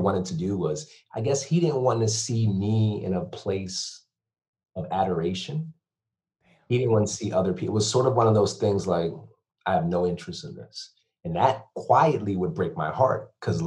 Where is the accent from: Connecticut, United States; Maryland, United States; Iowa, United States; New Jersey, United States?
Connecticut, United States; Bridgeport; moved away; also born or lived in Stamford, Connecticut / Ocala, Florida; Born and raised in Connecticut, born in Stanford, raised in Bridgeport